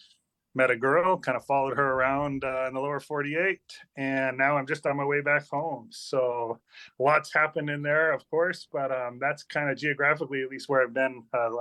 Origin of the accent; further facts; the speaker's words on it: Madras, Oregon, United States; moved away as an adult; also born or lived in Cut Bank, Montana / Bozeman, Montana / Kokhanok, Alaska; now in Alaska, United States; I was born in Montana, moved out to Oregon when I was young, raised in Oregon, completed high school there, went back to Montana for college. Moved to Alaska at 22. I moved into a native village of Kokanok